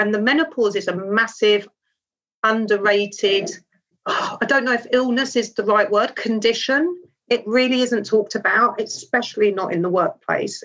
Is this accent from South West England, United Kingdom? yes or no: no; London, United Kingdom; I was brought up in Wimbledon in southwest London